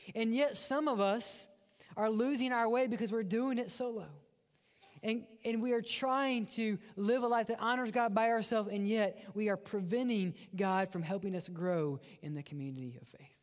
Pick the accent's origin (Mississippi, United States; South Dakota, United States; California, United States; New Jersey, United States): Mississippi, United States; accent: redneck; I grew up in Mississippi, and we don't speak right. Um, we have one dialect, and that's redneck.